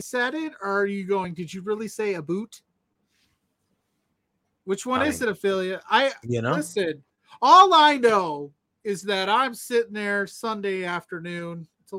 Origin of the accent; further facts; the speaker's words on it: Canada; As a Canadian, I have to be polite and say, how about you?